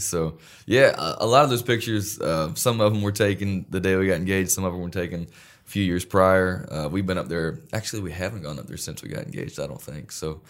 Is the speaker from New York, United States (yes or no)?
no; North Carolina, United States; I'm from North Carolina